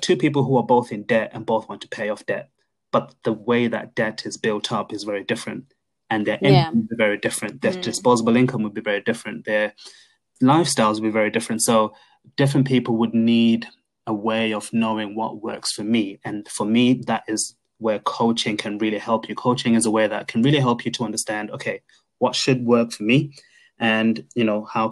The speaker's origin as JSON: {"language": "English", "country": "Zimbabwe", "said": "we are both from Zimbabwe."}